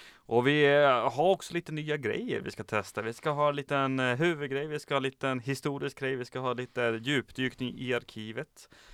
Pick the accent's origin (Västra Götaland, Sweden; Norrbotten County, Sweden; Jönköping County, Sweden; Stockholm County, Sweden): Norrbotten County, Sweden; Kiruna; jag kommer ju från Kiruna